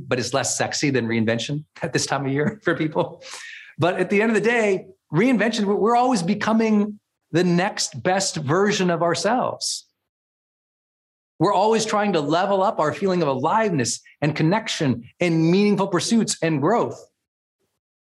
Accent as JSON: {"language": "English", "region": "Montana", "country": "United States", "tie": "born or raised there", "also_born_or_lived": "San Francisco / Portland, Oregon / Puerto Rico", "moved": "as an adult", "lives_now": "Northern California, United States", "said": "I was a Montana kid"}